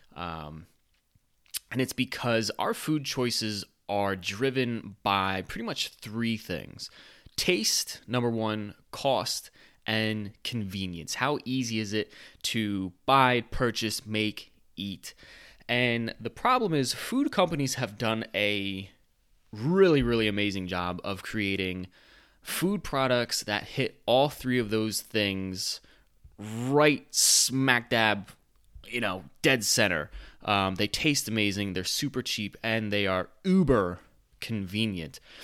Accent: United States; I'm an American

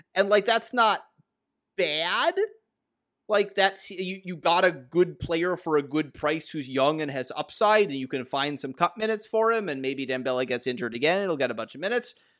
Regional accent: United States; As an American

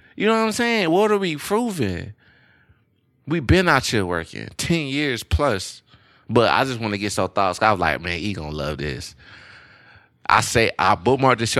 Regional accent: Louisiana, United States; I'm from Louisiana. I feel like I don't have any accent, but a lot of people still say I have an accent.

